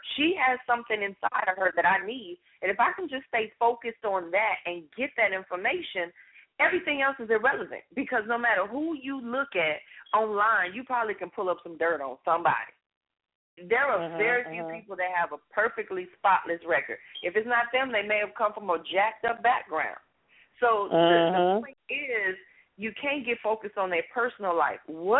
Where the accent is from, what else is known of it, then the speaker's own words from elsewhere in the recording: Los Angeles, California, United States; I share my story of the background that I had growing up in South Central L.A. and some of the things that I've been through as a child.